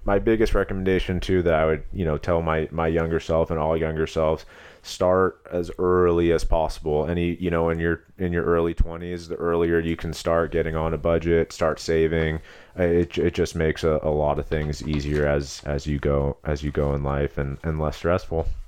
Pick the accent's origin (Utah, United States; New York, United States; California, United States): California, United States; Long Beach; moved away as an adult; also born or lived in Los Angeles / Palos Verdes / Arizona; I'm from Southern California, originally Los Angeles. I grew up in Long Beach and Palos Verdes